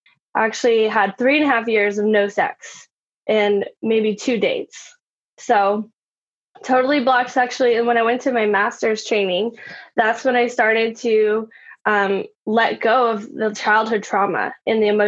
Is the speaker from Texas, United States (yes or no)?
yes; Austin, Texas, United States; I grew up in Austin